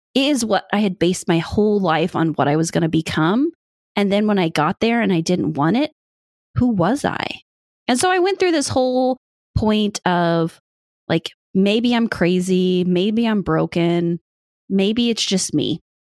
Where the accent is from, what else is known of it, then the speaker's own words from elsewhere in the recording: Midwest, United States; now in Indiana, United States; I grew up in the Midwest. I am a good old farm girl.